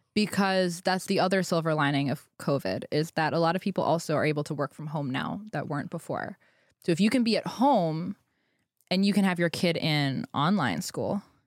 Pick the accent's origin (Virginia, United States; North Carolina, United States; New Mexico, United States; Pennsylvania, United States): Pennsylvania, United States; I grew up in Pennsylvania, which was a fairly restrictive state